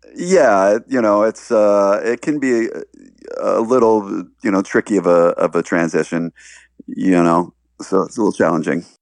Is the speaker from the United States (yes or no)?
yes; Baltimore, Maryland, United States; moved away; I, I grew up in Baltimore